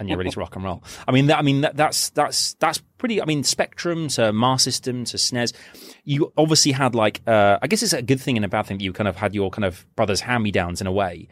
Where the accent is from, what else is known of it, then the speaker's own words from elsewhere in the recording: Reading, South East England, United Kingdom; moved away; Reading is like, it's my hometown